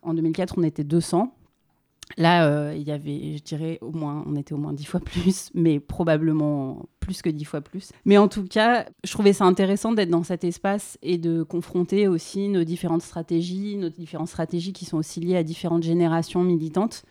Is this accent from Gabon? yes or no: no; Paris, Île-de-France, France; Dans le sud de Paris, à Paris